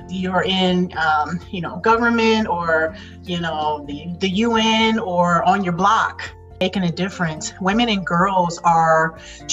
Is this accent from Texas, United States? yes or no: no; Detroit, Michigan, United States; I'm from Detroit, raised in Detroit